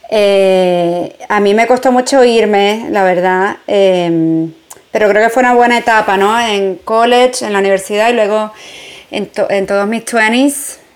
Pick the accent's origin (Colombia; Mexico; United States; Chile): United States; New York; mi juventud es como, no sé, la ciudad, todo el mundo dice, wow, Nueva York, como tan grande.